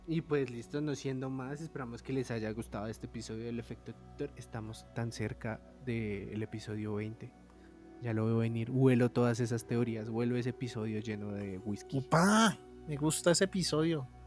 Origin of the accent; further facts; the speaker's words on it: Colombia; como dicen aquí en mi bello país.